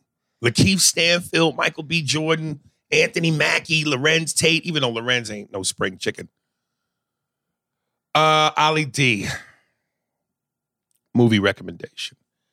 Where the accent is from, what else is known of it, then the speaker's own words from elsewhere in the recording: Sweden; English is a second language; Oh, Swedish. I'm from Sweden.